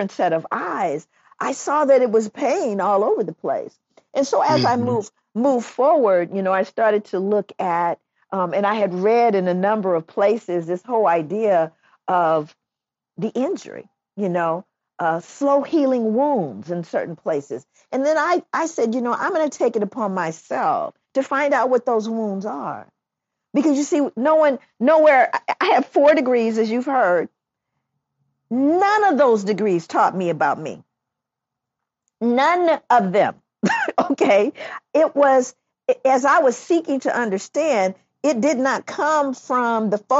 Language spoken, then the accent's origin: English; Los Angeles, California, United States; moved away; I grew up in Los Angeles. I can't believe I'm back in Los Angeles